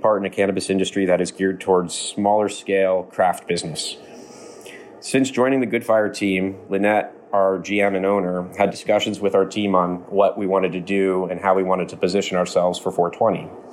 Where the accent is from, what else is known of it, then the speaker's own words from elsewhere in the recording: Pennsylvania, United States; moved away as an adult; also born or lived in Colorado; now in Vermont, United States; some time in Colorado and Pennsylvania, my home state